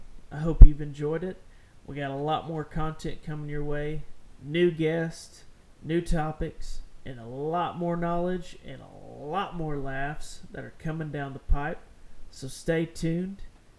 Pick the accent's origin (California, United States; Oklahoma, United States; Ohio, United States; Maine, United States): Oklahoma, United States; Eufaula; born or raised there